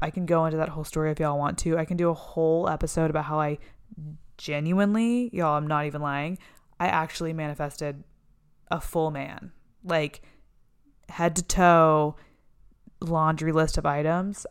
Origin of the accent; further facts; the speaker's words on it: Texas, United States; moved away as an adult; also born or lived in Florida; now in Los Angeles, United States; I lived in Texas most of my young life. I went to college in Texas